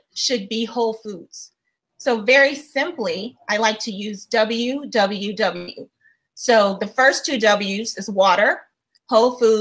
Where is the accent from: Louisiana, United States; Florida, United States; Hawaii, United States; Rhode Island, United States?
Louisiana, United States; I'm from Louisiana